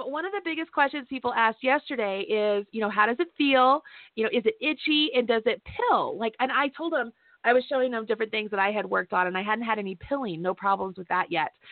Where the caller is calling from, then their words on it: Kentucky, United States; I'm calling from Kentucky.